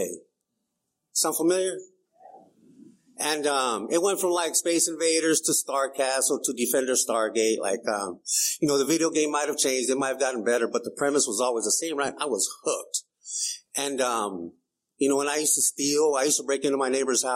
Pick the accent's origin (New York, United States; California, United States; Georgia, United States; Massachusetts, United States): California, United States; Calipatria; also born or lived in Brawley, California; now in San Diego, United States; we moved from Brawley to Calipat. I was like 6 years old